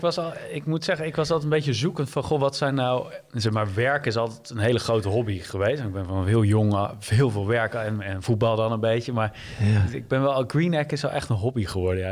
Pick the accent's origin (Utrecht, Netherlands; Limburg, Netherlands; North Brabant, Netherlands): Utrecht, Netherlands; Leusden; ik ben ja, heel veilig in een dorpje Leusden, wat bij Amersfoort ligt, uh, opgegroeid